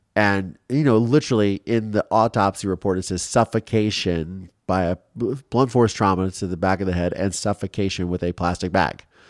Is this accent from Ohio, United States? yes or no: yes; Ohio, United States; growing up in Ohio